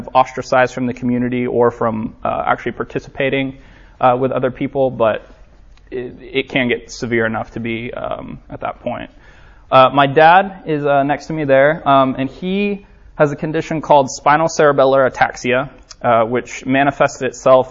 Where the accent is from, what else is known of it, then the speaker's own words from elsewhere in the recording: Orlando, Florida, United States; I'm from Orlando, Florida